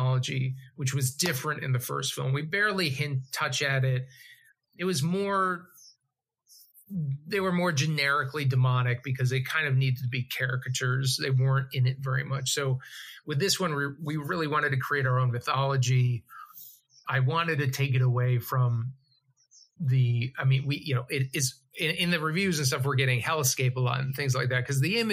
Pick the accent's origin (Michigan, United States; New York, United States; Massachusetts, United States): Massachusetts, United States; moved away; We're both from Massachusetts